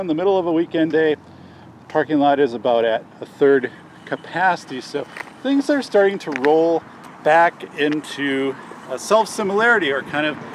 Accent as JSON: {"language": "English", "region": "southern Wisconsin", "country": "United States", "tie": "born or raised there", "said": "an elementary school in my hometown"}